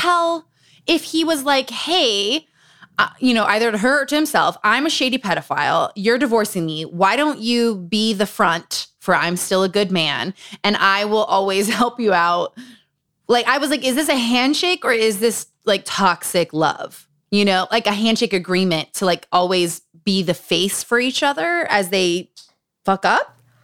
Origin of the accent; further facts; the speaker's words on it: Utah, United States; Growing up in Utah.